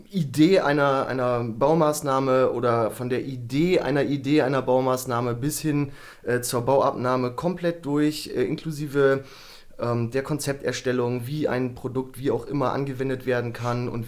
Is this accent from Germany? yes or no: yes; Bremen, Germany; Also ich bin ein äh, Typ. Ein ursprünglicher Bremer, 34 Jahre alt, aktuell. Ähm, ich komme ganz ursprünglich mal aus einem so